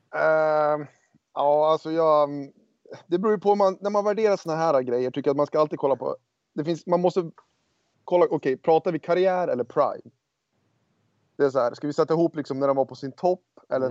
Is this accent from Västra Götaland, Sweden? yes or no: no; Örnsköldsvik, Västernorrland County, Sweden; also born or lived in Los Angeles; now in United States; hemma i Örnsköldsvik